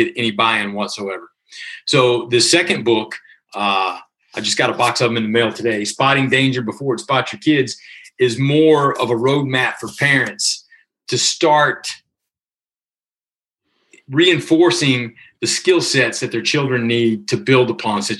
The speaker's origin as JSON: {"language": "English", "region": "Virginia", "country": "United States", "tie": "born or raised there", "moved": "as an adult", "said": "living back in my hometown of Virginia"}